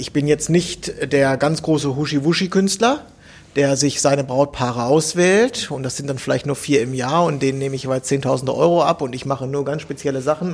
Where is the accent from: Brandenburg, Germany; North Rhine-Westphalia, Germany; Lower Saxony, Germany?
North Rhine-Westphalia, Germany; Bielefeld; in Bielefeld, meiner Heimatstadt